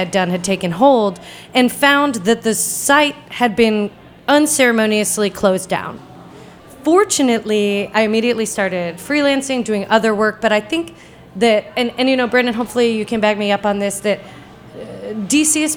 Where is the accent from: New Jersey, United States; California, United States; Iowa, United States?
New Jersey, United States; also born or lived in Maine; now in Washington, D.C., United States; I grew up in New Jersey, then I moved to Maine. Now I live in D.C.